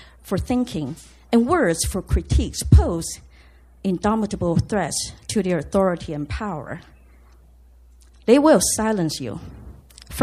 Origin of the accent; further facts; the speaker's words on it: Taiwan; moved away as an adult; I grew up in Taiwan, coming of age in the 70s and 80s